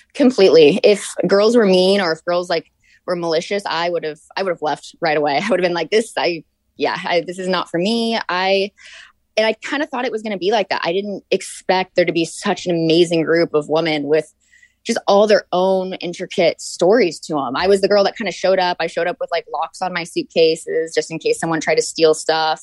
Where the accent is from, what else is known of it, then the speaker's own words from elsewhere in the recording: Orange County, California, United States; moved away as an adult; also born or lived in Atlanta, Georgia / North Carolina; I was actually born in Atlanta, Georgia, and then grew up in Orange County